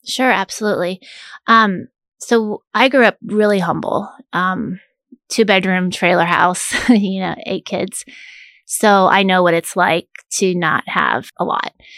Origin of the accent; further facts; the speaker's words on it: Manhattan, Kansas, United States; moved away as an adult; also born or lived in Chicago, Illinois; I grew up in Manhattan in the eighties where it was a little smaller Manhattan.